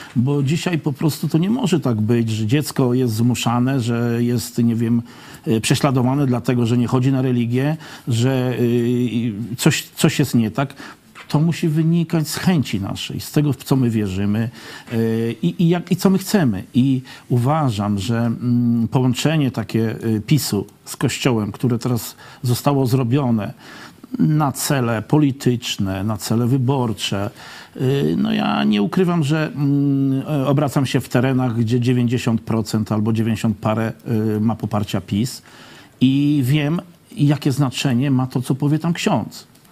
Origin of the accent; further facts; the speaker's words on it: Poland; wychowałem się na terenach wiejskich, w zalesionych terenach